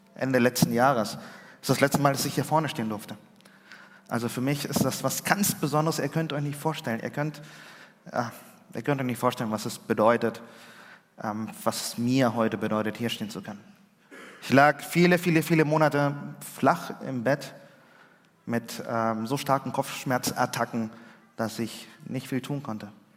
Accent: Germany; also born or lived in Chile; ich war in den ersten beiden Schuljahren, ja, zur dritten Klasse bin ich nach Deutschland gekommen

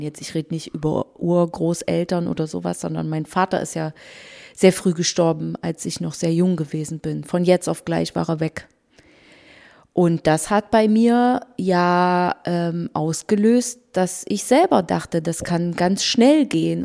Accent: Germany; bei uns in Deutschland

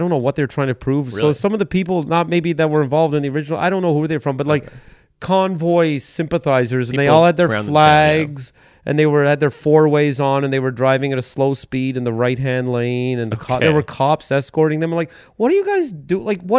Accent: Metcalf, Ontario, Canada; it's where I grew up, is Metcalf. But I was, I mean, technically, I was born in Winchester, Ontario, which is about 15 minutes farther south of Metcalf.

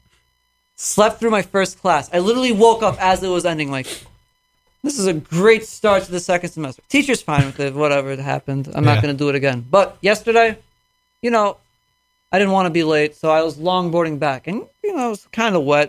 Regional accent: Glen Head, New York, United States; I'm from Long Island

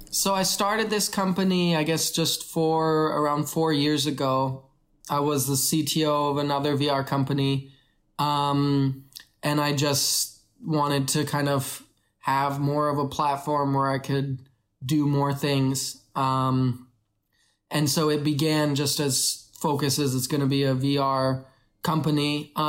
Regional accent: Canada; moved away as an adult; also born or lived in Kenya / Vancouver, Canada; now in China; I was born in Kenya, grew up in Canada.

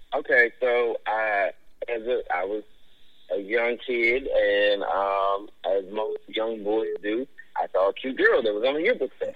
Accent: Memphis, Tennessee, United States; I grew up in Westwood

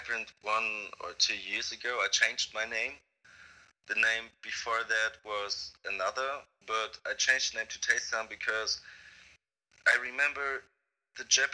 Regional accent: Mannheim, Baden-Württemberg, Germany; I'm from Baden-Württemberg, and that's, I'm from Mannheim

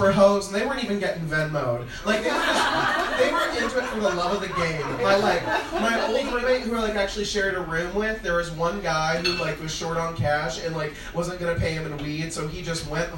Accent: Springfield, Illinois, United States; moved away as an adult; now in Chicago, United States; I'm from Springfield, Illinois

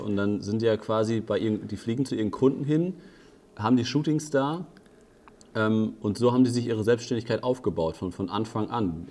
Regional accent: Germany; dass ich in Deutschland sitze und als Deutscher

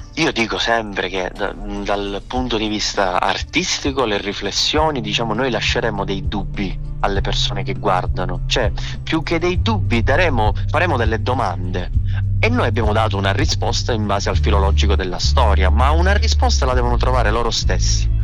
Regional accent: Catania, Sicily, Italy; essendo siciliani dobbiamo valorizzare la Sicilia

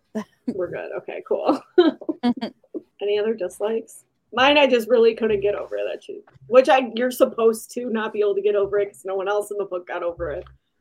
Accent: Michigan, United States; we're from Michigan, so or Shelby and I are from Michigan

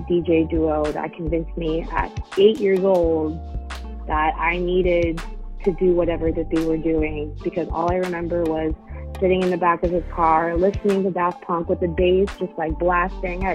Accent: Long Beach, California, United States; moved away as an adult; also born or lived in Boston, Massachusetts / Australia / Oakland, California; I'm from Long Beach, California. But then I went to college in Boston. So I lived out there for 6 years

